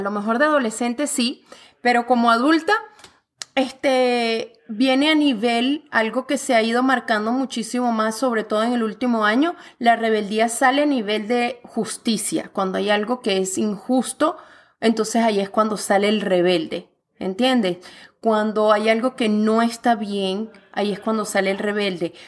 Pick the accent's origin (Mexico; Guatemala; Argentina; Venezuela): Venezuela; now in Canada; yo como venezolana, mira, alborotada, gritona, rumbera